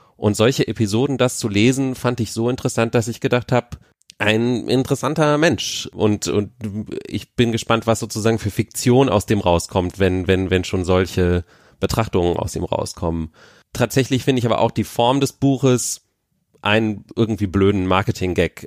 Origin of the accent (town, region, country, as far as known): Berlin, Germany